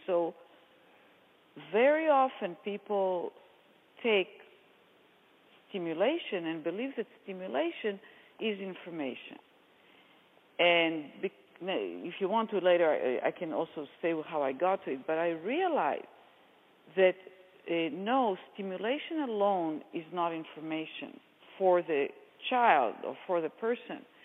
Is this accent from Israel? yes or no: yes; Israel; accent: Israeli; moved away; as you might hear from my accent, I, am Israeli and I lived in Israel